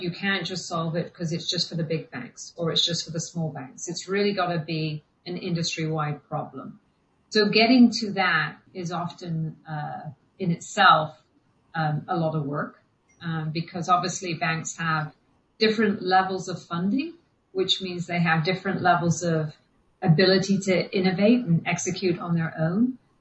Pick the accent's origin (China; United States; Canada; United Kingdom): United Kingdom; England; we grew up in England, but my parents were moving back to Ireland